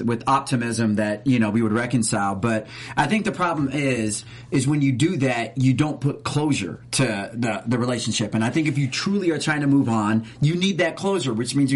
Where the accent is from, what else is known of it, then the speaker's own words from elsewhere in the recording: Stockton, California, United States; moved away; also born or lived in Atlanta, Georgia; I'm initially from Stockton, though. It's in Northern California, right by Sacramento.